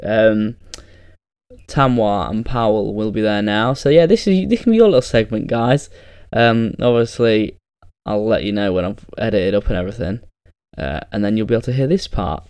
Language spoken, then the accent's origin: English; England, United Kingdom; probably the only English person cheering that night